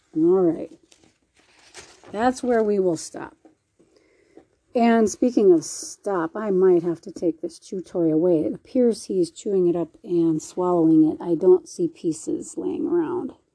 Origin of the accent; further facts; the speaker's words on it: Minnesota, United States; moved away; I'm from Minnesota